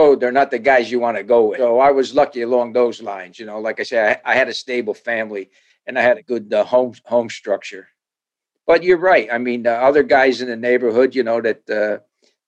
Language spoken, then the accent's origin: English; Paterson, New Jersey, United States; I grew up in Paterson, New Jersey.